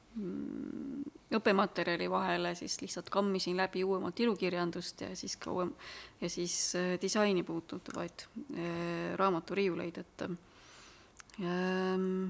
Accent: Simuna, Lääne-Viru County, Estonia; now in Tartu, Estonia; ma olen pärit ähm, sellisest kohast, mis on kolme mäe

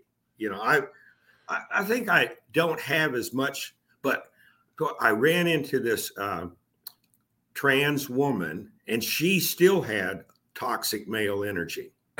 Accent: Texas, United States; moved away as an adult; now in Portland, United States; I moved there from Texas. Texas. I mean, I was born and raised in. I pretty much stayed. Yeah, I've traveled some places, but not a whole lot. But I moved up to Oregon in 2015.

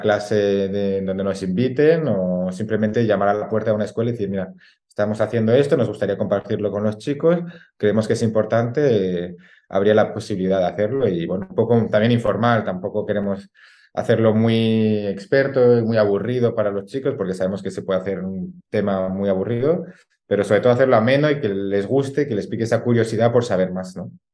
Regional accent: La Alberca, Castile and León, Spain; es el de mi pueblo

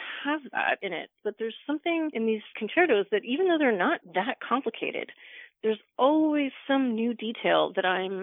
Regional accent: Pacific Northwest, British Columbia, Canada; moved away; I am from the part of Canada where it never snows, which is the Pacific Northwest

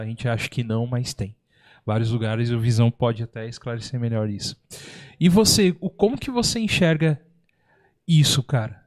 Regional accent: São Paulo, Brazil; eu também sou de São Paulo

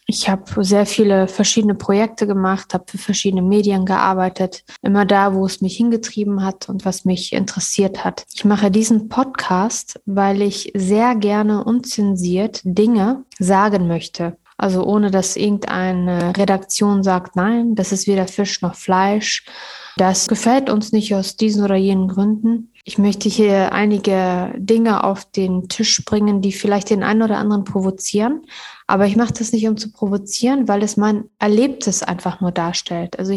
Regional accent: Kabul, Afghanistan; now in Münster, Germany; Ich bin 1980 mit meiner Familie aus Kabul nach Münster geflüchtet und habe sehr schöne Erinnerungen und äh, Erfahrungen gemacht

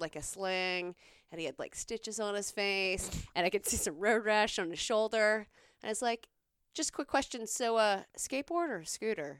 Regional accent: South Carolina, United States; I grew up in South Carolina.

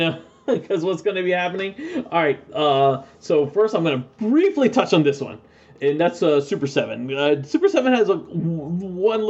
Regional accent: East Coast, United States; I grew up in the East Coast

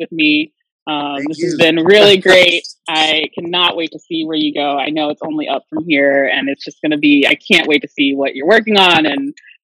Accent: Chicago, Illinois, United States; I'm from Chicago

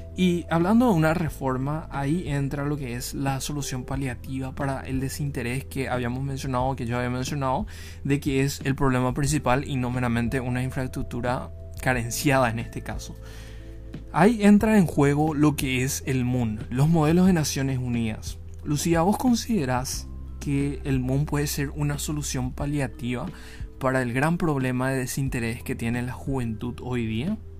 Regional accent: Ciudad del Este, Alto Paraná, Paraguay; yo soy de Ciudad del Este.

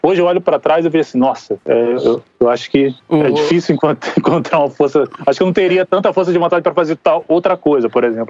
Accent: Rio de Janeiro, Brazil; eu sou nascido e criado no Rio de Janeiro, sou ali de um lugar chamado Jardim América

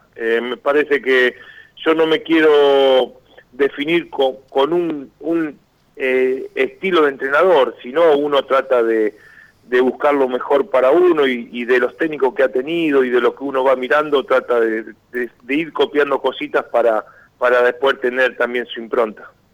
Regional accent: San Andrés de Giles, Buenos Aires Province, Argentina; yo tengo un complejo acá en mi pueblo, en San Andrés de Giles

